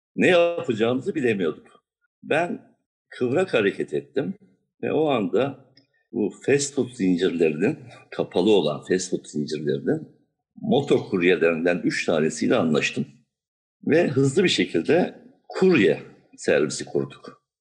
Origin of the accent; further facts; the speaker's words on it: Diyarbakır, Diyarbakır Province, Turkey; moved away as an adult; also born or lived in Siverek / Ankara; now in Istanbul, Turkey; Daha sonra Diyarbakır'a yerleştik. Gençliğim Diyarbakır'da geçti.